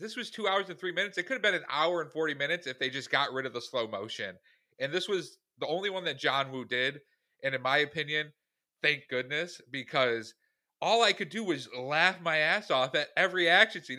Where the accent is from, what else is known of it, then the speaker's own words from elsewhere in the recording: Syracuse, New York, United States; we are from Syracuse, New York